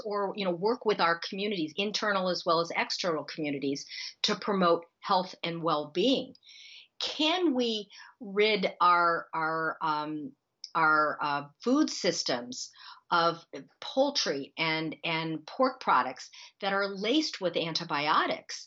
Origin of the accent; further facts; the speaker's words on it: Akron, Ohio, United States; when I was growing up in Akron, Ohio, the sky was full of toxic odors and toxic smoke